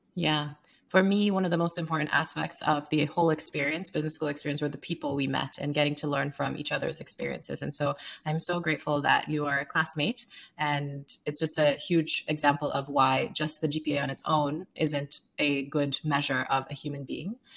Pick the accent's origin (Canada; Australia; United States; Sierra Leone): Sierra Leone; moved away; I grew up in Sierra Leone